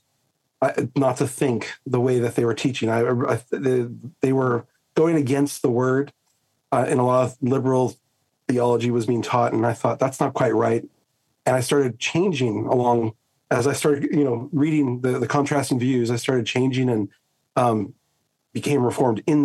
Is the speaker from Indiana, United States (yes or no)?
no; Southern California, United States; moved away as an adult; now in Australia; I grew up, I'm a SoCal boy, Southern California, and raised in an unbelieving home